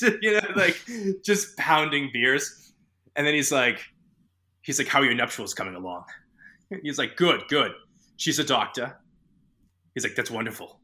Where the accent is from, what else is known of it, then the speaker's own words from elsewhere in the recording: Boston, Massachusetts, United States; I grew up in Boston